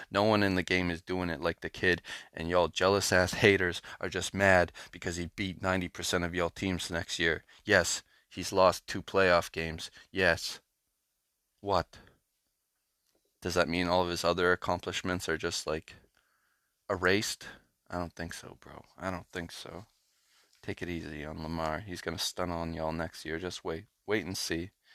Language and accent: English; Canada; I'm Canadian